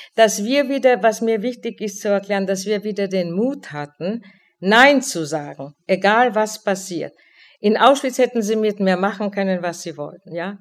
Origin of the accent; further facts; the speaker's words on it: Olomouc, Olomouc Region, Czechia; moved away as an adult; now in Frankfurt, Germany; Ich fuhr nach Olmütz in meine Heimatstadt